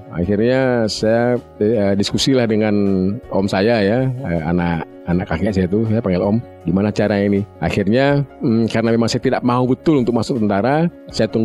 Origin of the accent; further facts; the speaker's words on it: Riau, Indonesia; Saya dibesarkan di Riau.